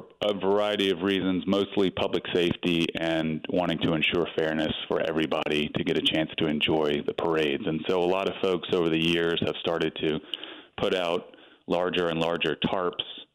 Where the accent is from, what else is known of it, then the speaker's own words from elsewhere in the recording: Franklin, Louisiana, United States; moved away as an adult; now in New Orleans, United States; Born and raised in Franklin, Louisiana, over in St. Mary Parish